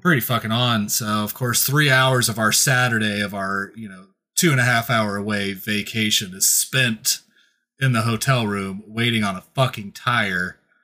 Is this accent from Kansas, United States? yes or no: yes; Kansas, United States; I'm from Kansas